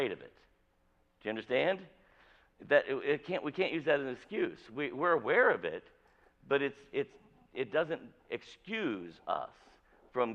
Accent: Avon, Indiana, United States; I grew up in rural Avon, Indiana.

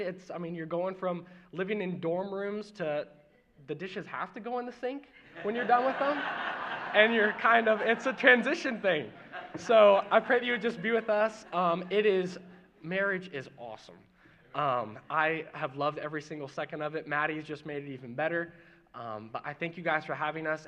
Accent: Mooresville, Indiana, United States; born or raised there; also born or lived in Martinsville, Indiana

